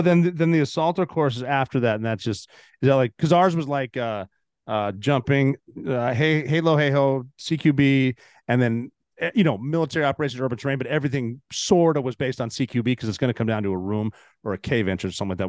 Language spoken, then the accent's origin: English; Montana, United States; moved away; I'm from Montana.